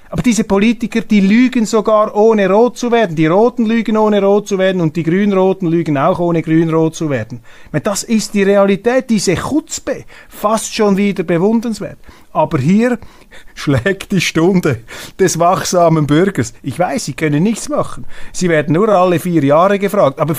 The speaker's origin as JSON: {"language": "German", "country": "Switzerland", "said": "Dies meine Aussage als Schweizer."}